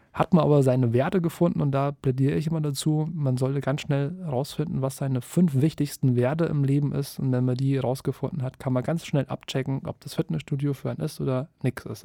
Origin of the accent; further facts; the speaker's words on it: Kassel, Hesse, Germany; ich komme aus Kassel